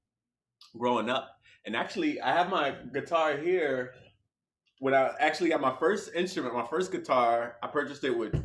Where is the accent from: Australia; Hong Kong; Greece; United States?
United States; New Jersey; moved away as an adult; also born or lived in Alabama; now in California, United States; born and raised in Jersey, you know, that's home, that's the old country, first 21 years of my life